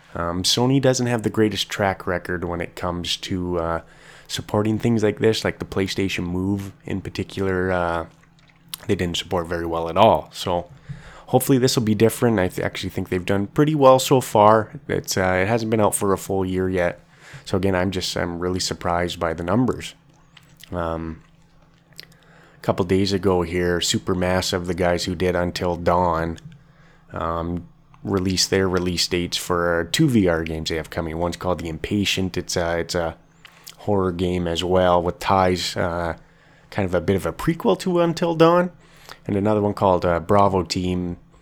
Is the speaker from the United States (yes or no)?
no; Canada; I'm from Canada.